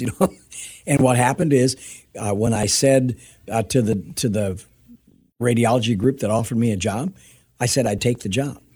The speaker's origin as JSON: {"language": "English", "country": "United States", "tie": "born or raised there", "said": "I was born in America"}